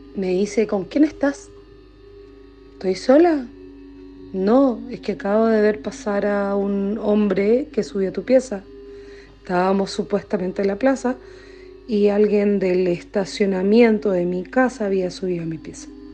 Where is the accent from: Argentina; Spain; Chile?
Chile; also born or lived in Coquimbo; Soy chilena